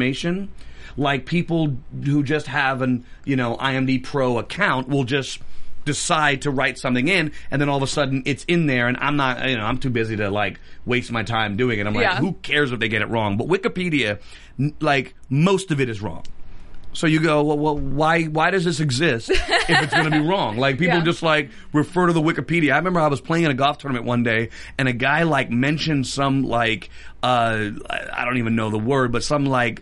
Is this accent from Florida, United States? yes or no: no; New York, United States; growing up in New York that I just was always singing and dancing